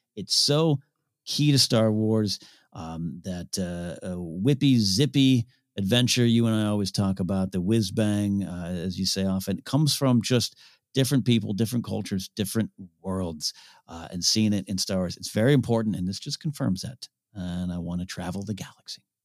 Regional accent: near Shell Beach, California, United States; Shell Beach uh, near my hometown, like a minute away from my house.

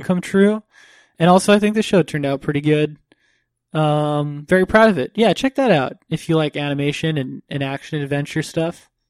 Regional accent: Florida, United States; I grew up in Florida

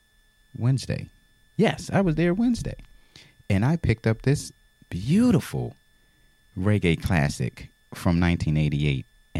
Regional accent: Philadelphia, Pennsylvania, United States; I'm from Philadelphia

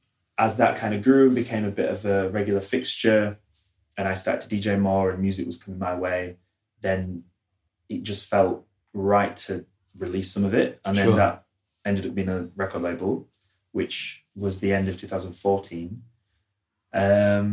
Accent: Leeds, Yorkshire and the Humber, United Kingdom; now in London, United Kingdom; I'm …. How did I find myself in London? Well, I'm from Leeds, but I came to study fine art in 2006.

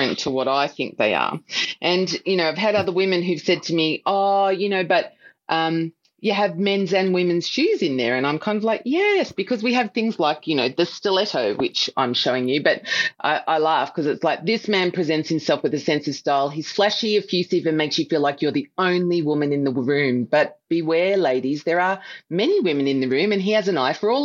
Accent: Melbourne, Victoria, Australia; I am the youngest of five children and I was born in Melbourne.

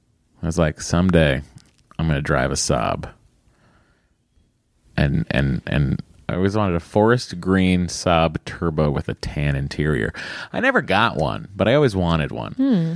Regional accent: Connecticut, United States; I'm from Connecticut. Oh, well, very close to Westport.

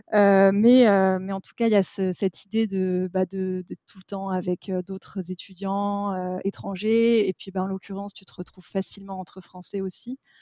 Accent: Paris, Île-de-France, France; j'ai grandi, euh, j'ai grandi à Paris

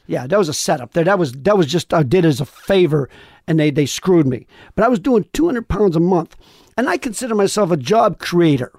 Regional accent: Sharon, Pennsylvania, United States; moved away; where I grew up in Pennsylvania, they say Golub

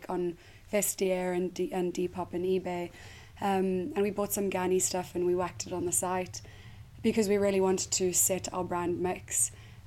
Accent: South Africa; moved away as an adult; I am South African and I moved here 8 years ago

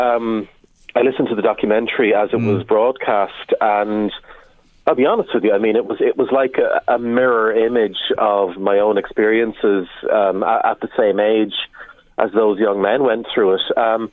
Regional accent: Ireland; as a community, as the Irish people are standing up and saying, we stand with the abusers.

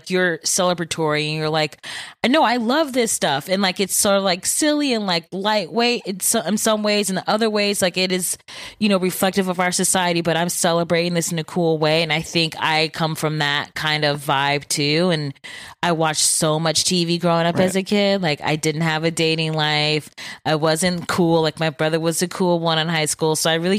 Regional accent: Bedford Heights, Ohio, United States; also born or lived in Solon; I grew up in Bedford Heights and then moved to Solon for high school.

